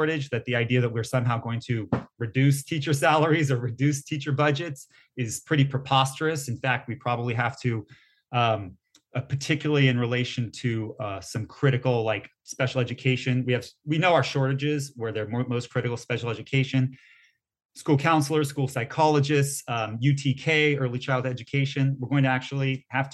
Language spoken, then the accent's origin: English; San Diego, California, United States; I'm born and raised in San Diego